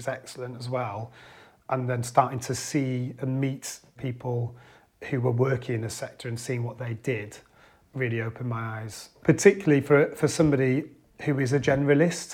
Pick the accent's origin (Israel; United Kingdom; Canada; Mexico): United Kingdom; Cumbria, North West England; growing up in Cumbria and in our region in the northeast as well